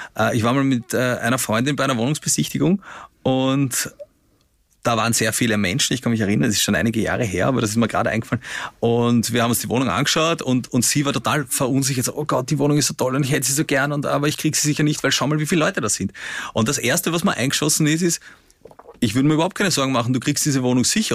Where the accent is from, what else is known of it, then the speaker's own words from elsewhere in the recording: Vienna, Austria; In den 90er Jahren in, in Simmering, wo ich aufgewachsen bin